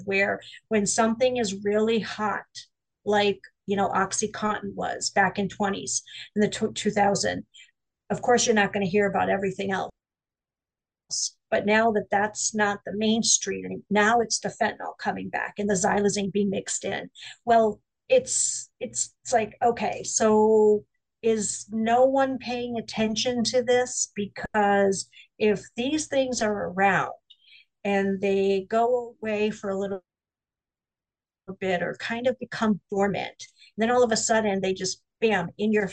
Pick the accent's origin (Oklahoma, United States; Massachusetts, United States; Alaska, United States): Massachusetts, United States; Springfield; back to my hometown, which is in Springfield